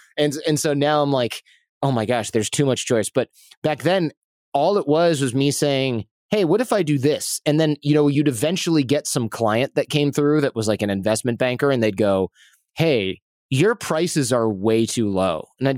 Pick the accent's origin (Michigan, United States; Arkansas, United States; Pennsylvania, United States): Michigan, United States; now in New York City, United States; it was interesting because I came from Michigan, right? And I came from this work ethic where you really did bust your butt as hard as you could.